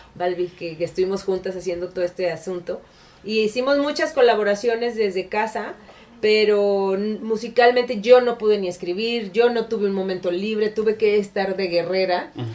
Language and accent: Spanish; Mexico; also born or lived in San Luis Potosí / Guadalajara; Literalmente mi niñez fue en San Luis Potosí y en Guadalajara